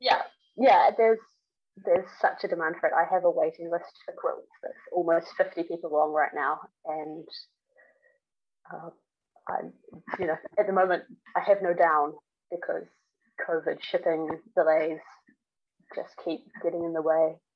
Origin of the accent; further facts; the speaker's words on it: New Zealand; growing up in New Zealand